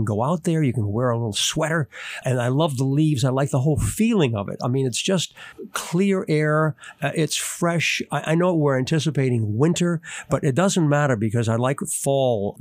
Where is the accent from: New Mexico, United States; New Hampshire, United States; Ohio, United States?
New Hampshire, United States; moved away; growing up in New Hampshire